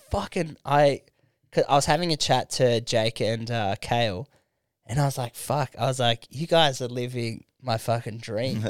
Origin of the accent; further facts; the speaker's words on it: Canberra, Australian Capital Territory, Australia; I'm from Canberra